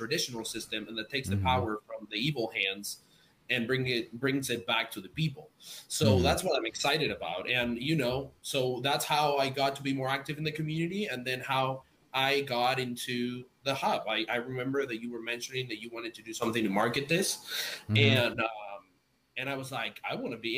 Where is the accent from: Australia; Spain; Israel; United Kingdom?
Spain; moved away as an adult; now in United States; I'm from Spain, I live in the US now, I can literally send my mom money for a fraction of a cent back to Spain